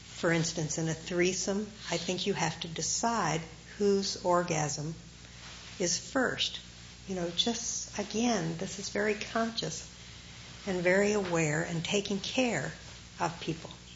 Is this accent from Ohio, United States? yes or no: yes; Ohio, United States; moved away; growing up in Ohio